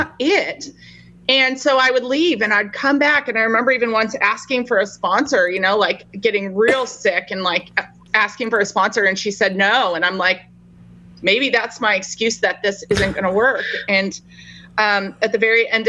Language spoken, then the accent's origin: English; Denver, Colorado, United States; I am originally from Denver, Colorado